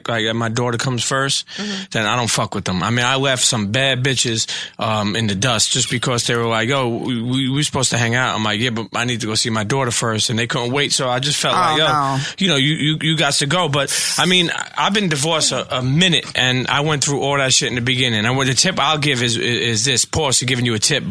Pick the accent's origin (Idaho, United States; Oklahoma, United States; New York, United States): New York, United States; New York City; I'm from Brooklyn